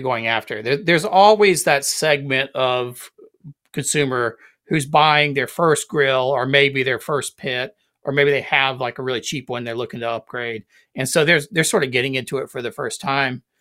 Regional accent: South Carolina, United States; growing up in South Carolina

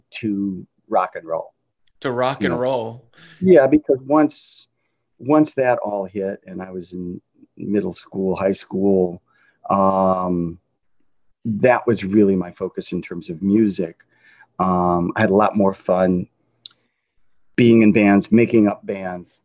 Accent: Detroit, Michigan, United States; I was raised in Detroit.

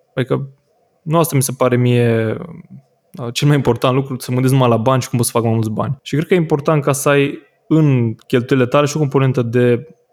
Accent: Oradea, Bihor County, Romania; în partea asta a țării, în Norvesc, unde sunt eu din Oradea

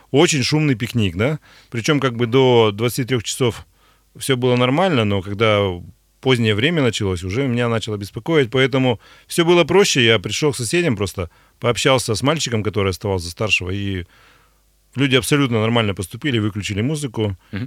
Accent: Pervouralsk, Sverdlovsk Oblast, Russia; Первайск — это мой родной город

